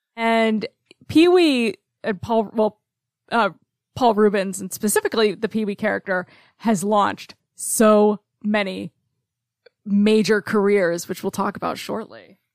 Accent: Cobleskill, New York, United States; also born or lived in Oklahoma; now in Oneonta, United States; my hometown of Cobleskill

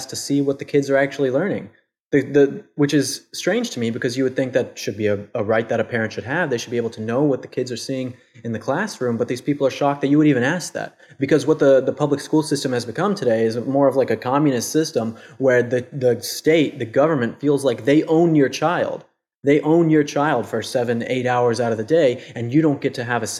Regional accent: United States; I'm an American

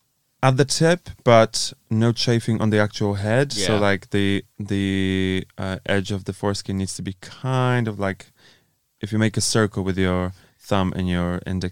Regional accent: Poland; English is a second language; No, Poland.

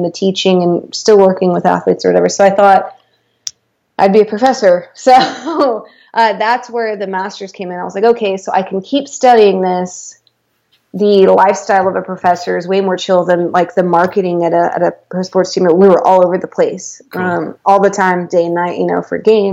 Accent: United States; I'm American

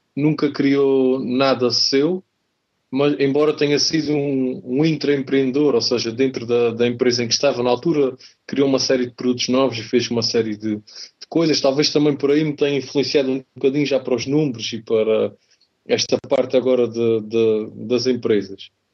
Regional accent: Azores, Portugal; Eu, eu nasci, nasci nos Açores, adoro aquela, aquela terra, aquela região

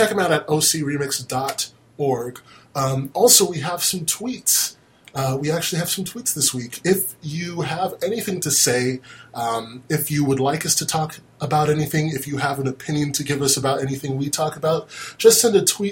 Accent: United States; I'm American

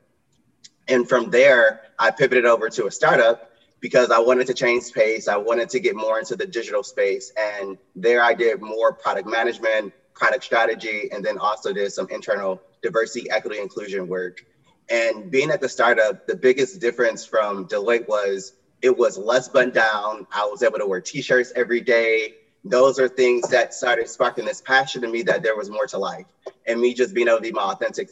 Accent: Detroit, Michigan, United States; moved away as an adult; now in Charlottesville, United States; born and raised in Detroit, first generation college student

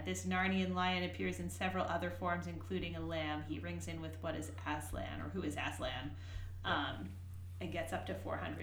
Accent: Worcester, Massachusetts, United States; I grew up in Worcester, Massachusetts

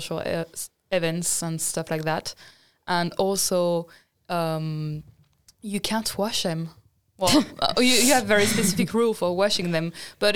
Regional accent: France; moved away as an adult; now in Sweden; I come from France

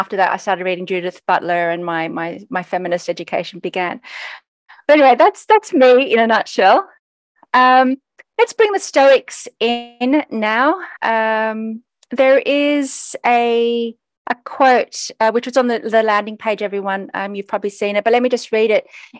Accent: Australia; I was a Greek kid growing up in Australia

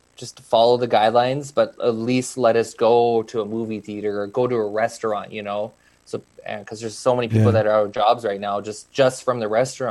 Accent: Canada; There's only a select few Canadians that actually race sprint cars in the States. So, mm-hmm. There's like maybe four or five of us

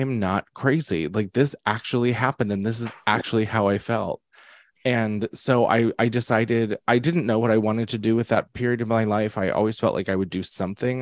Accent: Pennsylvania, United States; moved away as an adult; now in New York, United States; I was born in Pennsylvania, but I was raised in New York

